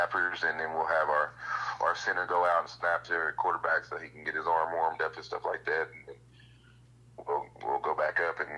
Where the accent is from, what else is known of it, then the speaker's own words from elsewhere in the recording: Seminole, Oklahoma, United States; I grew up in Seminole